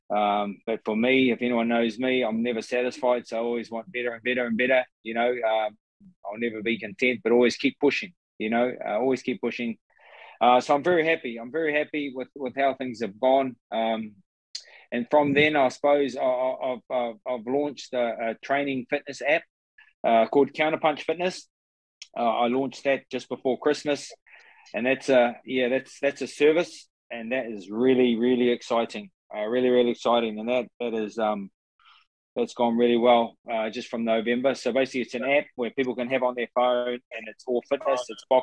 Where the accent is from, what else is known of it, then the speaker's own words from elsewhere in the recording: Mahia, Gisborne, New Zealand; I'm, I'm from Mahia uh, on the east coast of uh, of, of Gisborne.